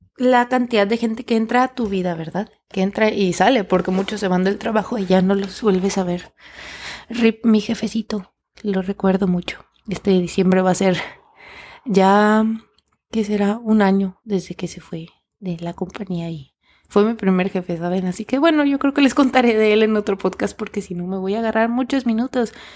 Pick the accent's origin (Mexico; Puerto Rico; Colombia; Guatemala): Mexico; moved away as an adult; yo me fui de México